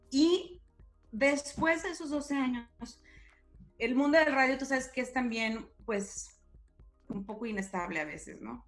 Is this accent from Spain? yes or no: no; Guadalajara, Jalisco, Mexico; moved away as an adult; also born or lived in Laredo / Sacramento; now in San Diego, United States; nací en Guadalajara y ahí crecí hasta los que 18 años más o menos